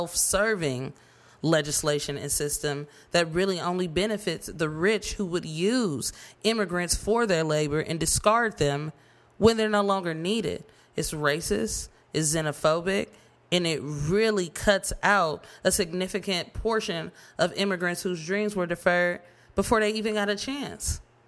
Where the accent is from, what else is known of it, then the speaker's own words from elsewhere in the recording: United States; born there; it's certainly a privilege to have been born in this country at the time that I was.